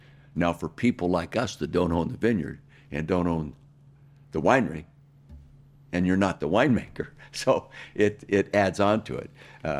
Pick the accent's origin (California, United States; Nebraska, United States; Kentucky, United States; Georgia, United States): California, United States; Calistoga; I had no rules when I grew up in Calistoga.